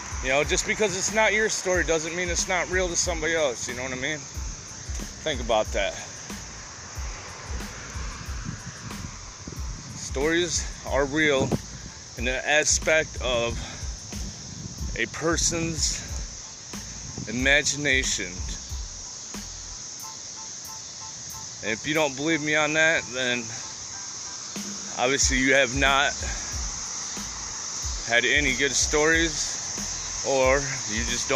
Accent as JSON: {"language": "English", "country": "United States", "said": "I'm from America"}